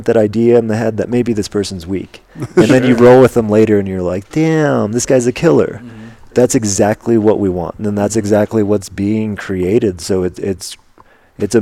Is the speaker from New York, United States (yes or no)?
no; Albuquerque, New Mexico, United States; growing up in Albuquerque and having Carlos Condit and Holly Holm